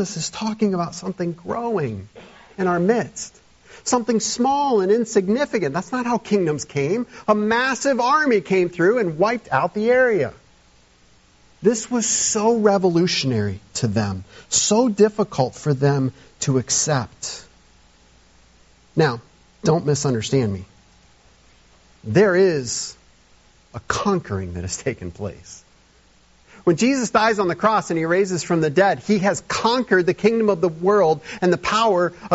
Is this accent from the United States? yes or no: yes; United States; as modern American evangelical Christians